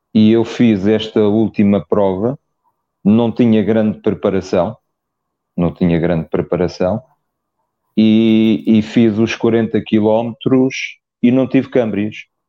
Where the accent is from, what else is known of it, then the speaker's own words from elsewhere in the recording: Lisbon, Portugal; Eu sou de Lisboa, mas tenho raízes no norte. A minha mãe é. era, do, era do Porto